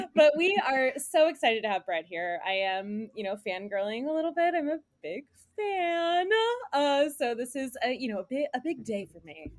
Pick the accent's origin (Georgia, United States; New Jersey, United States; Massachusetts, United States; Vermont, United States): Georgia, United States; Flowery Branch; now in New York, United States; I'm from Flowery Branch